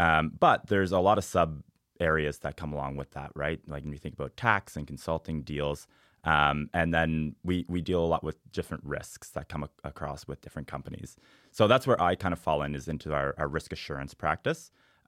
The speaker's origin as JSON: {"language": "English", "town": "Cape Breton", "region": "Nova Scotia", "country": "Canada", "said": "I'm from Cape Breton, so I got to say the Highlands."}